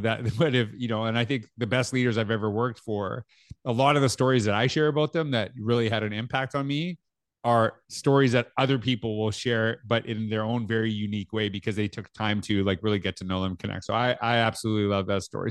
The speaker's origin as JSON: {"language": "English", "country": "Canada", "accent": "Canadian"}